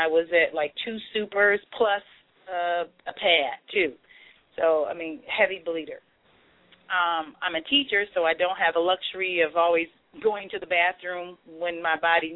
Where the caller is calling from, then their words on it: Cleveland, Ohio, United States; I'm calling from Cleveland, Ohio